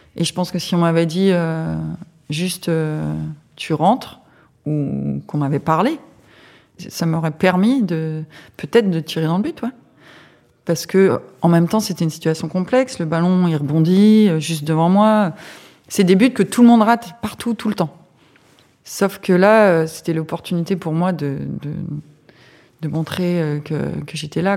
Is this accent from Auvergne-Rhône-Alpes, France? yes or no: no; Aube, Grand Est, France; Je suis originaire de l'Aube